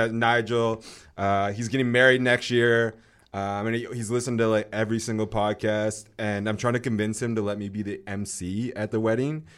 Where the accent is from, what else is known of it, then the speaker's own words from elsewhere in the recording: North Vancouver, British Columbia, Canada; It's in North Van, my hometown